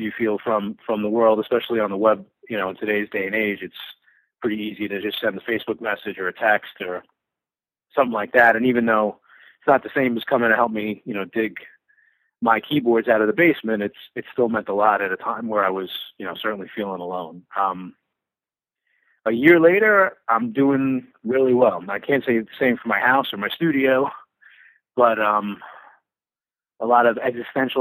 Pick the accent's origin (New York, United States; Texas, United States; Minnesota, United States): New York, United States; growing up in New York